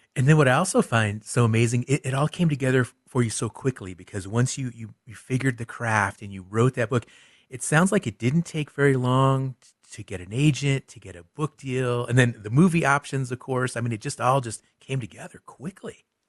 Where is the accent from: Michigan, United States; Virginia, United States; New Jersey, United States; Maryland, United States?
Michigan, United States; somebody that spent a lot of time growing up in Michigan